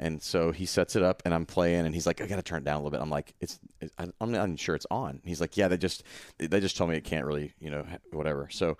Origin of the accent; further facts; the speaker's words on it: Memphis, Tennessee, United States; I'm from Memphis and I'm alive, so I've heard of ….